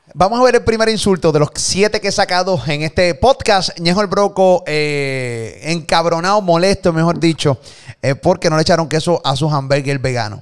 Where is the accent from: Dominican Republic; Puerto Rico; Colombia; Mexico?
Puerto Rico; nos criaron aquí en PR